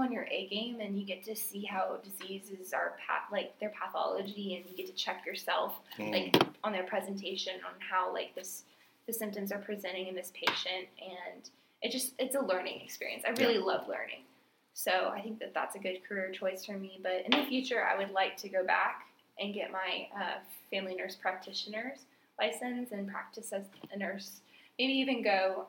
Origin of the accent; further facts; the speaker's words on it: Houston, Texas, United States; also born or lived in Montgomery, Texas; when I was younger, we grew up in Houston